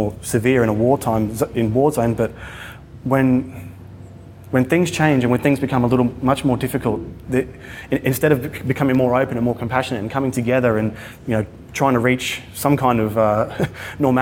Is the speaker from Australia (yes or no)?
yes; Australia; my hometown in Australia